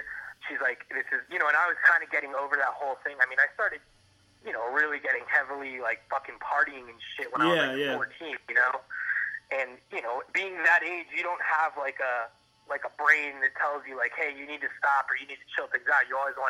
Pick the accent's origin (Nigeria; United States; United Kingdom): United States; Miami, Florida; also born or lived in Gainesville / New York; I'm from Miami originally. I grew up in Miami and until I was about 18